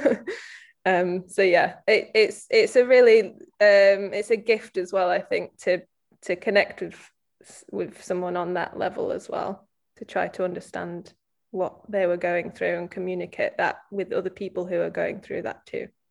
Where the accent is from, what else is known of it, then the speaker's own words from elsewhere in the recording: the North, the north of England, United Kingdom; growing up in the North as, as girls, as females